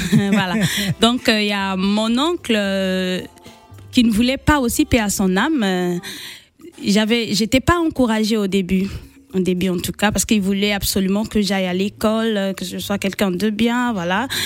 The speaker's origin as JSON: {"language": "French", "country": "Republic of the Congo", "tie": "born or raised there", "said": "née à Bunji"}